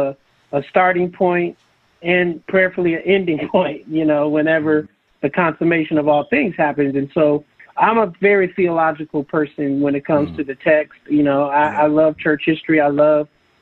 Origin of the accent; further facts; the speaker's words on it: San Francisco, California, United States; I grew up in San Francisco.